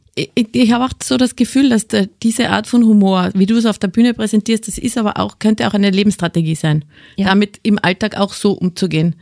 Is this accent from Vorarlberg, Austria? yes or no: no; Carinthia, Austria; accent: Carinthian; now in Styria, Austria; Bei mir ist nach wie vor erkennbar, dass ich aus Kärnten, Kärnten komme.